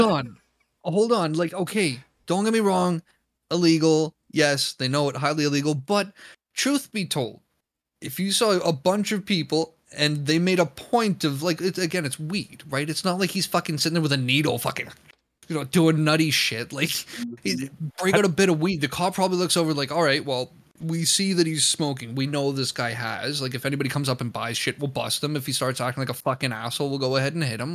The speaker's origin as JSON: {"language": "English", "country": "Canada", "said": "me as a Canadian"}